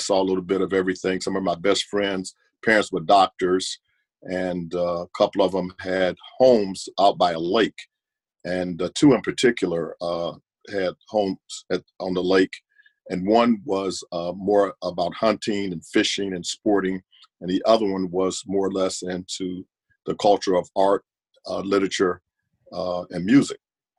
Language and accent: English; Nashville, Tennessee, United States; Okay, I was born in the mid-50s, 1954 to be exact, and I was born in Nashville, Tennessee. I lived in a community there in Nashville that was segregated, honestly, and it was a very nice community.